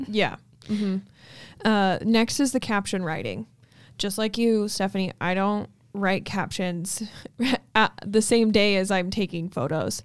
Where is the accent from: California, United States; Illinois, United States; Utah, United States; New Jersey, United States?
Utah, United States; Logan; my hometown